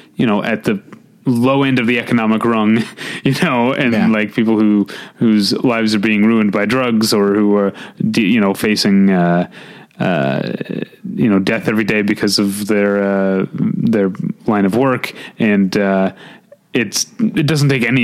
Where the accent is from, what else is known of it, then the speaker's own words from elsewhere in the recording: St. Louis, Missouri, United States; hometown pride